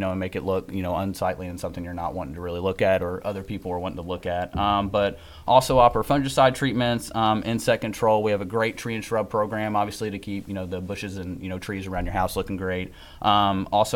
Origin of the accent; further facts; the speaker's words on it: Nicholasville, Kentucky, United States; I'm from Nicholasville, Kentucky.